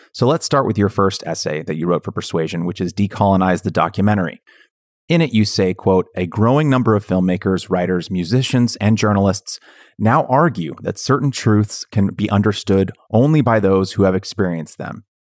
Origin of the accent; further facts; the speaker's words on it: Bay Area, Northern California, United States; I grew up in Northern California, in the Bay Area